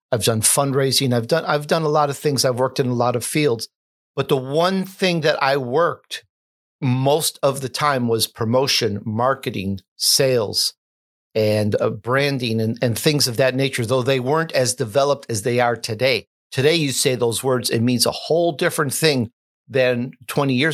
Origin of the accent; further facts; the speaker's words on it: Chicago, Illinois, United States; also born or lived in Sicily, Italy; I am Italian. I was born in Sicily at the young age of three years old, we the whole family moved to Chicago, where other uh, relatives and uncles were.